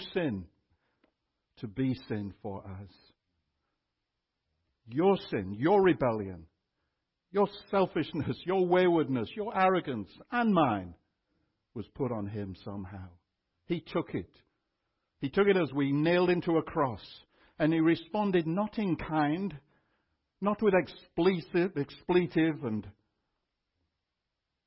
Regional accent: United Kingdom; also born or lived in Austin, United States; now in Canada; I was born in Britain and still hold UK citizenship

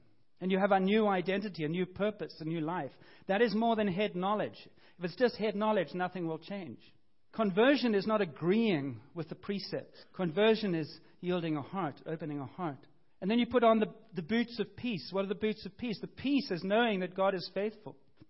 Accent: Cape Town, Western Cape, South Africa; I grew up in Cape Town, I had this kind of family and this kind of family

